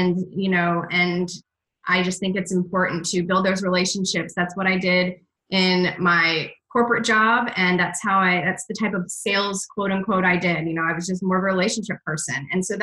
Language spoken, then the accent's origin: English; Michigan, United States; also born or lived in Atlanta, Georgia; now in Boston, United States; I grew up in Michigan, and then I was in Atlanta for about 13 years, and then about 3 years ago, I moved to Boston